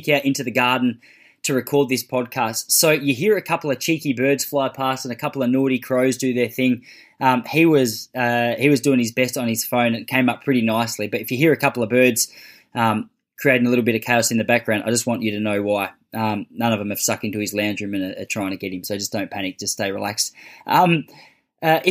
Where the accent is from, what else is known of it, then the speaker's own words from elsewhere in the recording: Western Australia, Australia; growing up in Western Australia